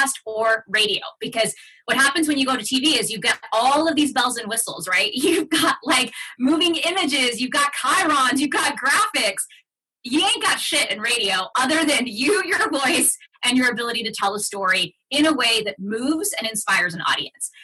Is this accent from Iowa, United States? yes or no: no; Fort Worth, Texas, United States; English is a second language; English is my second language. I grew up on the north side of Fort Worth, Texas, where, you know, most of my community